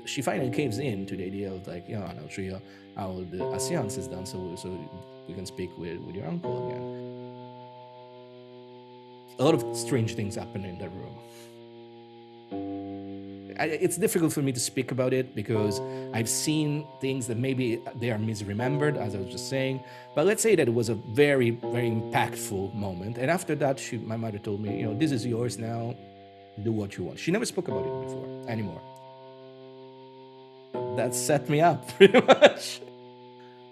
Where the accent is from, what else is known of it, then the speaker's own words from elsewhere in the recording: Rome, Lazio, Italy; being an Italian, born and bred in Rome